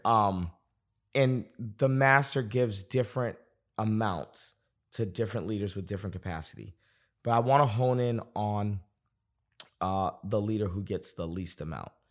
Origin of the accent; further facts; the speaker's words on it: Boston, Massachusetts, United States; moved away as an adult; also born or lived in North Carolina; now in Dallas, United States; I was on staff at a church in Boston, getting, I was twenty-two years old, on staff. It was a church I'd grown up in.